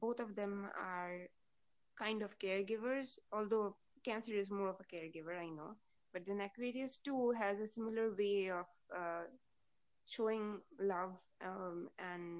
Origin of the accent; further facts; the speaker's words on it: West Bengal, India; first language Bengali; English is a second language; I'm from West Bengal, so I'm a Bengali, and my mother language is Bangla